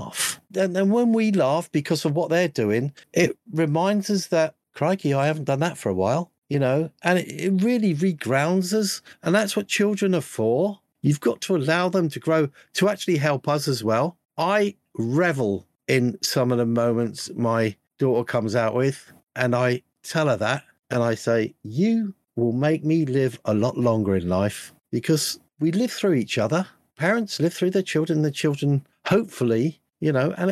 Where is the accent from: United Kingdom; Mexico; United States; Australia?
United Kingdom; me being a Brit